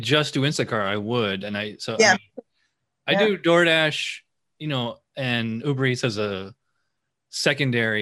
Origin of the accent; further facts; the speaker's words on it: Schenectady, New York, United States; also born or lived in Lakeland, Florida; now in Sanford, United States; I'm from upstate New York. I'm from Schenectady, which is right next to Albany